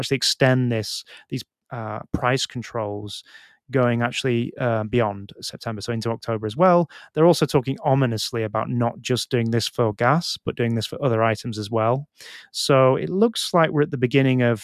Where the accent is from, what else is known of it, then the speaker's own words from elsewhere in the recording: England, United Kingdom; moved away as an adult; now in Japan; growing up in England